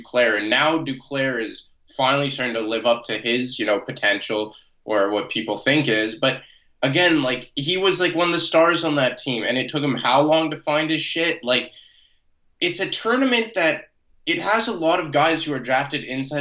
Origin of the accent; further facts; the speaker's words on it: Canada; I'm a Canadian